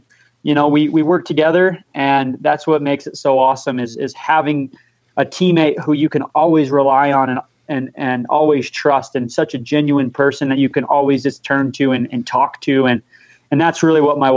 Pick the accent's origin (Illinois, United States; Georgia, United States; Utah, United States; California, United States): Utah, United States; St. George; now in Cedar City, United States; I'm from St. George, Utah